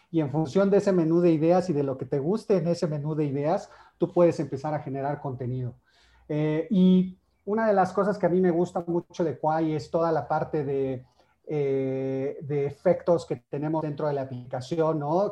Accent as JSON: {"language": "Spanish", "country": "Mexico", "said": "tenemos acá como mexicanos"}